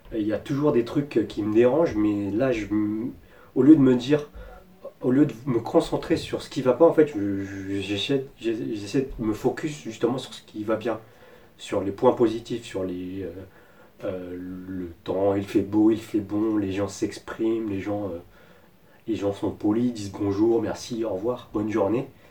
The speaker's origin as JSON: {"language": "French", "country": "France", "also_born_or_lived": "Taiwan", "moved": "as an adult", "said": "nous, en tant que Français, on a beaucoup de chance avec notre passeport français"}